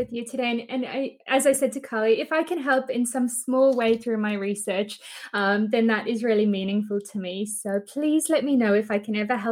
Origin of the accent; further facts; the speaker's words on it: Botswana; also born or lived in South Africa / Australia; now in United Kingdom; I was born in South Africa, but for most of my life, I lived in Botswana